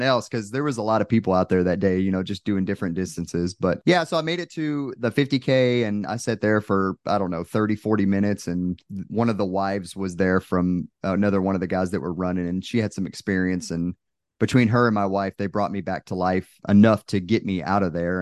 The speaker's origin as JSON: {"language": "English", "region": "Texas", "country": "United States", "moved": "yes", "said": "I'm originally from Texas, so my family came out"}